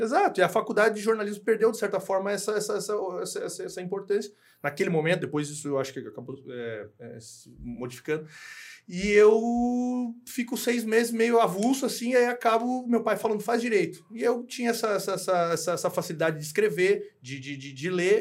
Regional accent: Garopaba, Santa Catarina, Brazil; also born or lived in Rio Grande do Sul; Eu fui criado em Garopaba

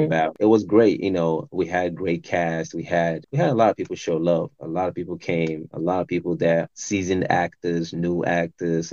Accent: Tema, Greater Accra, Ghana; now in United States; I grew up in Ghana

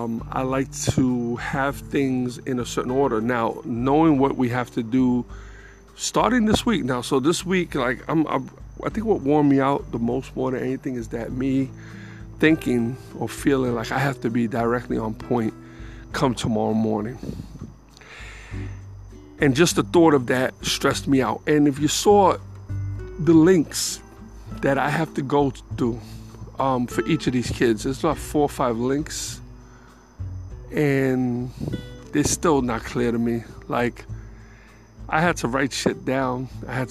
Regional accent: New York City, New York, United States; moved away; I'm from the Bronx

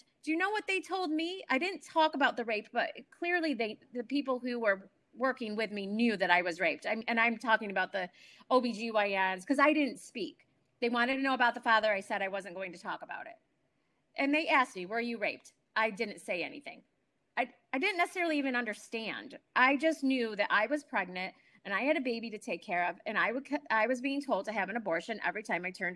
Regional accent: New York, United States; moved away; I am from New York originally.

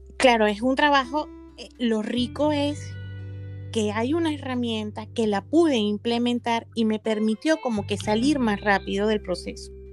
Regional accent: Venezuela; moved away; a mi tierra, mi Venezuela amada

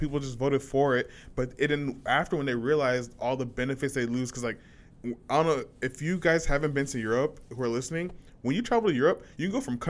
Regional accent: United States; I'm so glad I'm an American.

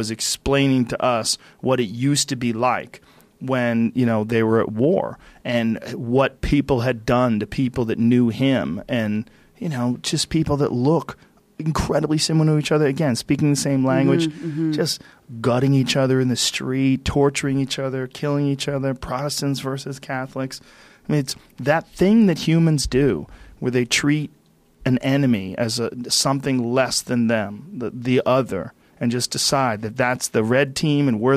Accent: New Jersey, United States; now in California, United States; I was born in New Jersey.

